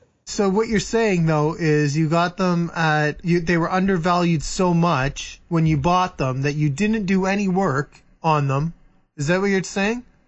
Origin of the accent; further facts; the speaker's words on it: Muskoka, Ontario, Canada; moved away; I grew up in Muskoka